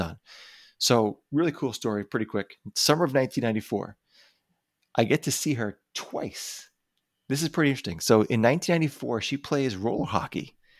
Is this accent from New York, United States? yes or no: yes; New York area, United States; we're from the New York, the New York area